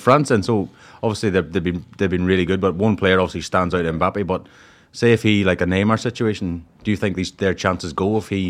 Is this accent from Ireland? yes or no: yes; Ireland